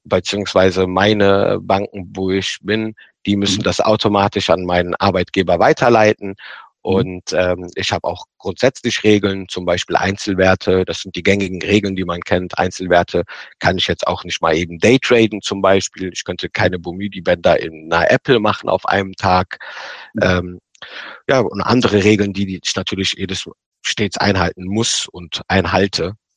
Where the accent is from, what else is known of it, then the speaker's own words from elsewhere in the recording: Rhineland, Germany; da habe ich mir so als Rheinländer gesagt